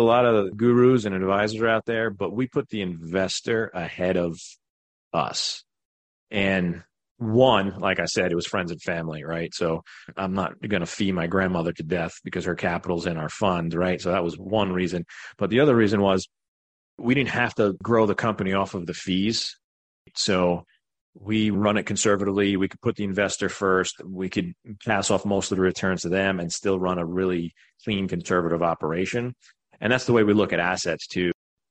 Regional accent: Greenville, South Carolina, United States; but we're from Greenville, South Carolina.

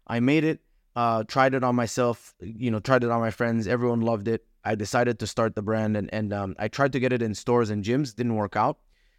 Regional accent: Dubai, United Arab Emirates; moved away as an adult; also born or lived in Egypt; now in United States; My background, I came to America in 2011. I was born in Egypt, grew up in Dubai, came here for college

